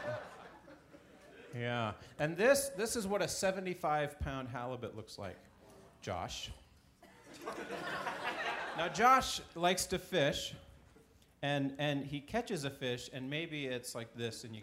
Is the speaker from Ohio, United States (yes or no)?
no; Alaska, United States; moved away; I grew up in Alaska, a few of you know, and I spent a lot of my summertime in Valdez.